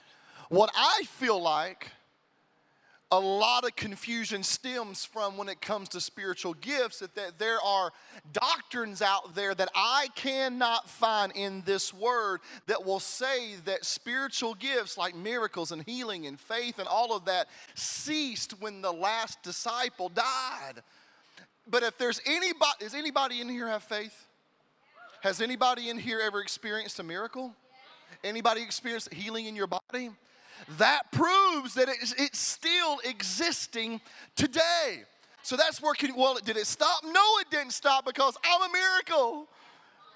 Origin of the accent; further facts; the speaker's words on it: Pascagoula, Mississippi, United States; moved away; I'm originally from the Alabama Gulf Coast, Mississippi, in Pascagoula, Mississippi